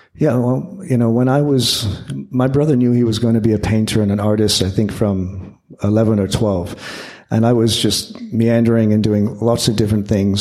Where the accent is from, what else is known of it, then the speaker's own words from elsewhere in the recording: Windsor, Ontario, Canada; growing up in Canada